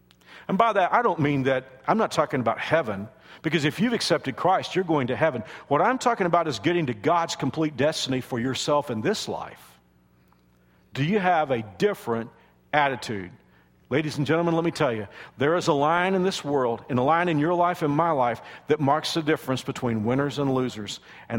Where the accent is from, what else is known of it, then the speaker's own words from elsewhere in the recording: the South, United States; And I know that I'm from the South, and this isn't common today. It's not even part of our culture. But my parents taught me to say sir and ma'am.